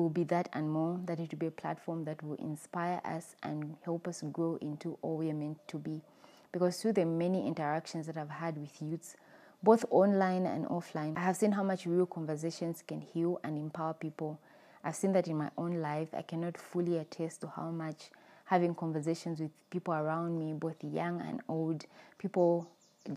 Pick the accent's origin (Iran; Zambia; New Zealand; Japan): Zambia; I was born and raised in Zambia, and that's where I currently live.